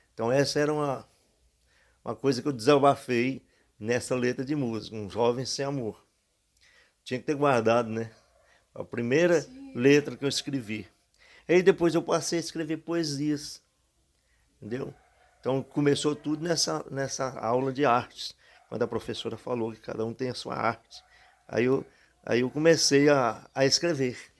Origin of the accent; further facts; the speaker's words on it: Tiros, Minas Gerais, Brazil; moved away as an adult; now in Palmeirópolis, Brazil; Eu nasci em Tiros, Minas Gerais